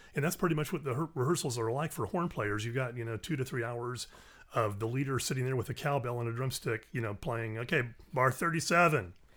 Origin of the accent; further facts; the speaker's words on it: Orlando, Florida, United States; moved away as an adult; also born or lived in the Carolinas; now in Kentucky, United States; originally from Orlando, Florida.